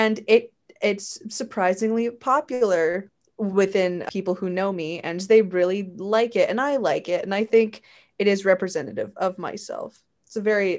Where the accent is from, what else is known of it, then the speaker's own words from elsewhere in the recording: St. Catharines, Ontario, Canada; Right now I'm in my hometown. I'm in my parents' home. I'm in St. Catharines.